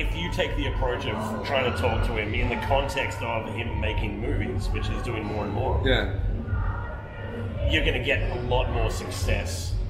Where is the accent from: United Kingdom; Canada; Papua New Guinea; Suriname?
Papua New Guinea; also born or lived in Canberra, Australia; now in Perth, Australia; I grew up in Papua New Guinea